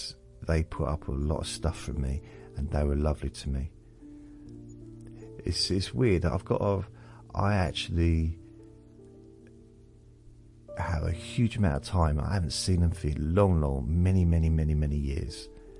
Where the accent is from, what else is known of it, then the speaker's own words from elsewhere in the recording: Newcastle, North East England, United Kingdom; accent: Geordie; moved away; also born or lived in Southend; proper Geordie accent, so I was an official Geordie, even though I wasn't born there, but that was my first accent. And then I moved to Southend, which is in Essex, so southeast of the country. It's not far from London, really. And I think I still had a Newcastle accent even then